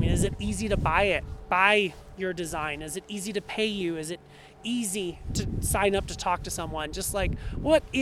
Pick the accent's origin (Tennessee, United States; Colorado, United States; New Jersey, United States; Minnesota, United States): Minnesota, United States; now in Denver, United States; I grew up in Minnesota